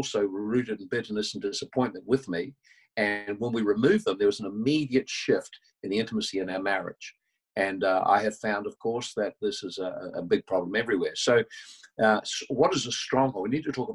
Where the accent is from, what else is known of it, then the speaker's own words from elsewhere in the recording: New Zealand; I'm from New Zealand